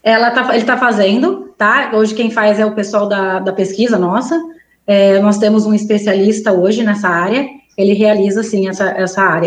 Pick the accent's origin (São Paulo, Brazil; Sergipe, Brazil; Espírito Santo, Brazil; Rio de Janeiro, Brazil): São Paulo, Brazil; Garça; moved away as an adult; also born or lived in Maranhão; Eu sou do interior de São Paulo, sou da região de Garça.